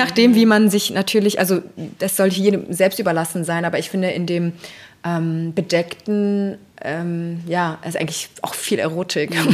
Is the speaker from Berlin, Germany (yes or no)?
yes; Berlin, Germany; also born or lived in Tehran, Iran / London, United Kingdom; Ich bin in Berlin aufgewachsen